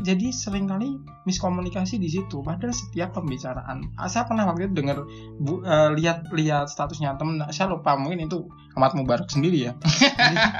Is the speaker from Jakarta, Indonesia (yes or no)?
no; Yogyakarta, Special Region of Yogyakarta, Indonesia; Jogja saya, Jogja asli